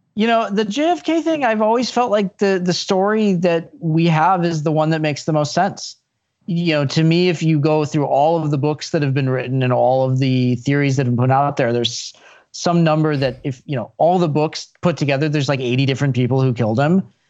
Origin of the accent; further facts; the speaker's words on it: Chicago, Illinois, United States; I grew up in Chicago